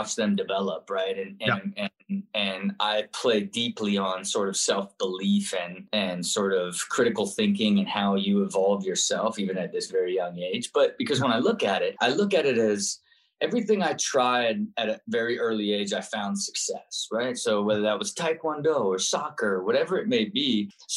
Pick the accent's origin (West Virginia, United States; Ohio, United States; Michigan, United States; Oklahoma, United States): Ohio, United States; Kettering; I grew up and was born in Kettering, Ohio